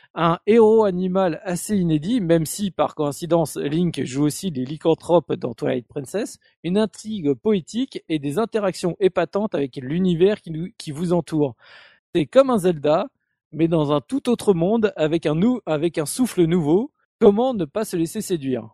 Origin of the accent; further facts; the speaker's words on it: France; chez nous en France